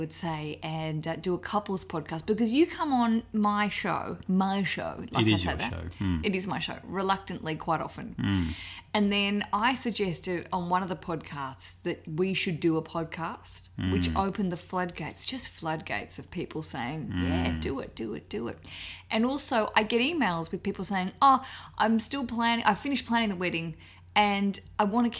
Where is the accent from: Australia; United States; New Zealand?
Australia; now in London, United Kingdom; You might hear our accents. We're from Australia, but we live in London